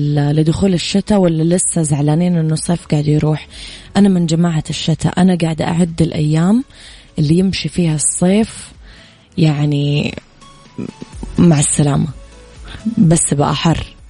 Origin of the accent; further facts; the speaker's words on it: Mecca, Makkah Province, Saudi Arabia; أنا كمان من مكة